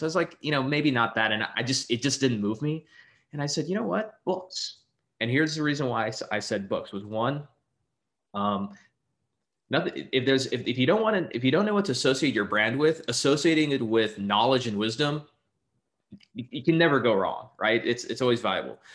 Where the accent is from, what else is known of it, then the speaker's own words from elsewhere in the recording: Texas, United States; I'm originally from Texas.